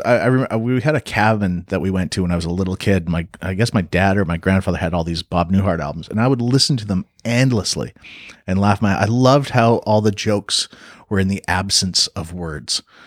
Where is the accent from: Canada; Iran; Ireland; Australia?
Canada; also born or lived in Los Angeles, United States / North Carolina, United States / Vancouver, Canada; I'm Canadian